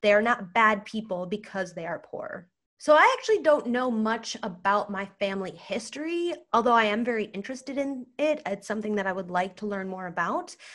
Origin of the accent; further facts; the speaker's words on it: United States; first language English; I'm white, I'm a U S citizen, English is my first language